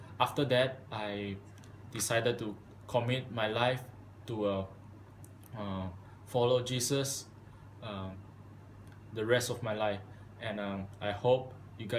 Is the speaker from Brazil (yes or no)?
no; Malaysia; moved away as an adult; now in United States; I'm from Malaysia